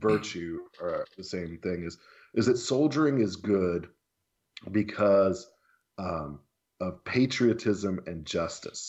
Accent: Tennessee, United States; growing up in the United States of America, and in particular in Tennessee

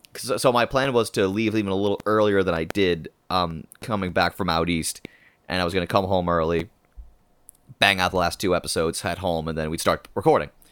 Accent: Ireland; being Irish

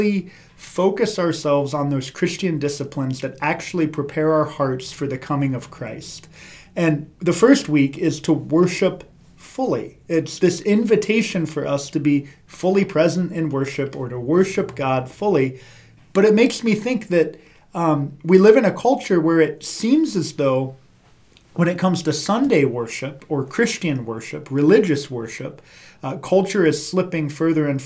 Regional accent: Columbus, Ohio, United States; growing up in Columbus, Ohio.

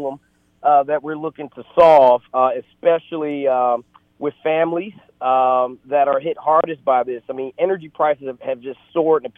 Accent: Detroit, Michigan, United States; moved away as an adult; also born or lived in Atlanta, Georgia; now in Virginia, United States; I grew up in Detroit, Michigan.

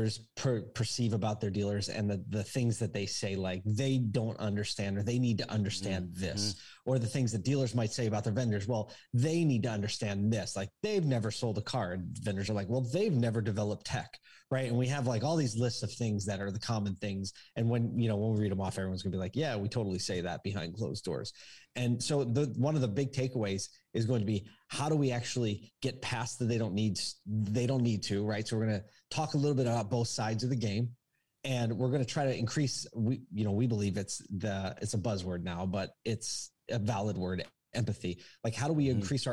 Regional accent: Philadelphia, Pennsylvania, United States; now in Syracuse, United States; I grew up in Philly

